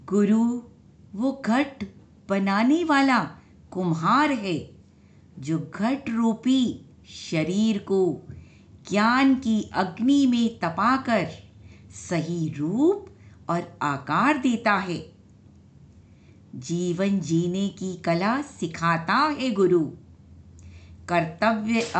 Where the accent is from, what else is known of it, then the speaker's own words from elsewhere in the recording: Delhi, India; दिल्ली से हूँ